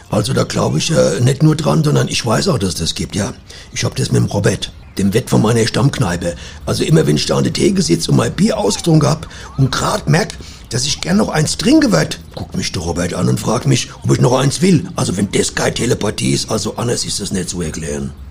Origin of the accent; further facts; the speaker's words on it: Cologne, North Rhine-Westphalia, Germany; ah, ich komme ja aus Köln und äh, in der Parapsychologie geht es ja auch immer um das Leben nach dem Tod.